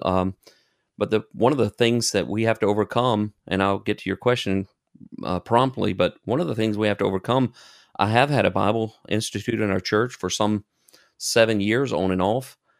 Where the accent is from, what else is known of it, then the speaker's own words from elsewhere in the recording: United States; accent: American; moved away as an adult; now in Germany; I have an accent, and they know immediately that I'm an American